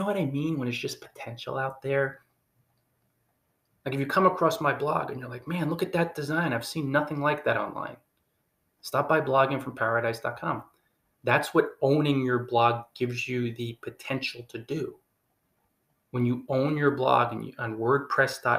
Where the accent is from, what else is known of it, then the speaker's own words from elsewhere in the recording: New Jersey, United States; We're both from New Jersey